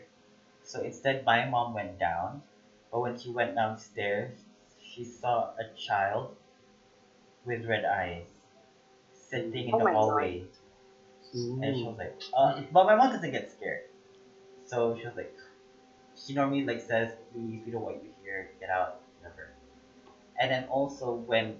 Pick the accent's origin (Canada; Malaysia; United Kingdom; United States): Malaysia; Before I was born in Malaysia, my mom and dad used to live in this old bungalow.